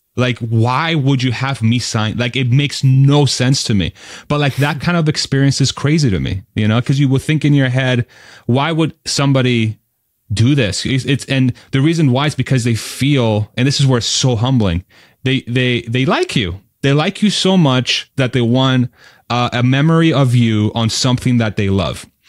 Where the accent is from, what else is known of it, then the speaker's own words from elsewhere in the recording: Spain; I was born in Spain